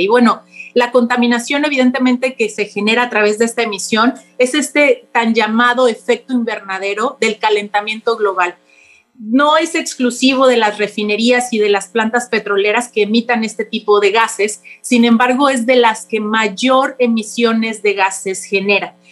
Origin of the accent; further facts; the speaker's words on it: Mexico; nosotros como Estado mexicano